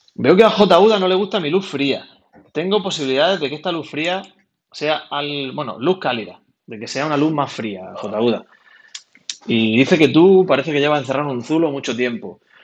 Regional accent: Almería, Andalusia, Spain; also born or lived in Granada

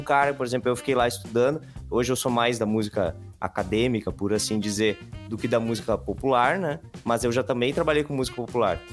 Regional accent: interior of Rio Grande do Sul, Brazil; aqui no Rio Grande do Sul, ali no interior de onde eu nasci, lá na campanha

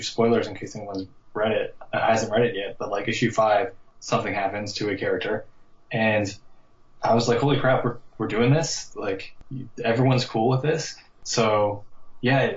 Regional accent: Newfoundland and Labrador, Canada; I'm from Newfoundland, and there's not a whole lot of people who work in comics here

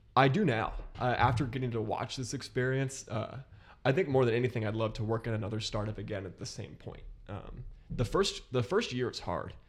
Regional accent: Columbus, Ohio, United States; moved away as an adult; now in Chicago, United States; I grew up in Columbus, Ohio, moved here from Columbus about a year ago now

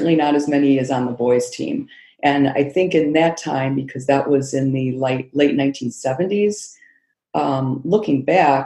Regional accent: Rockford, Illinois, United States; also born or lived in Iowa / North Carolina; now in Chicago, United States; our Rockford Park District. That's the city I grew up in Illinois

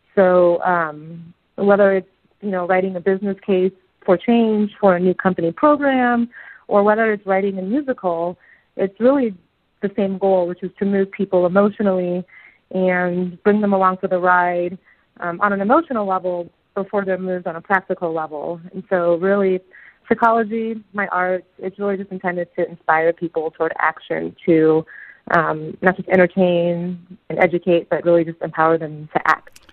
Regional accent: Seattle, Washington, United States; moved away as an adult; So I'm from Seattle, Washington, and you know the United States. I haven't been back to Seattle in 18 months since I moved before the pandemic

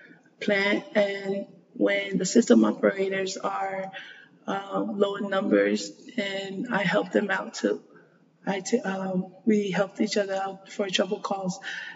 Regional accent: American Samoa; So I'm from American Samoa. It's a tiny island in the South Pacific.

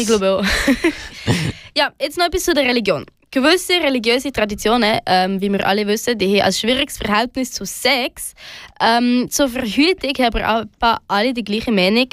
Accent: Switzerland; bei uns in der Schweiz

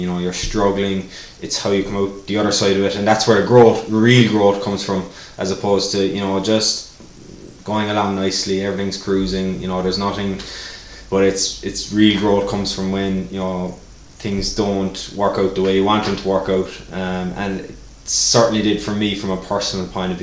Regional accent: Ireland; moved away; I was known as the Irishman

